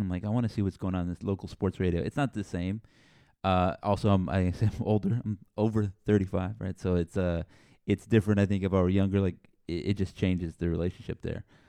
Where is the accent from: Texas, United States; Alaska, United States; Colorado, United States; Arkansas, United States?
Texas, United States; San Antonio; I grew up in San Antonio, so down here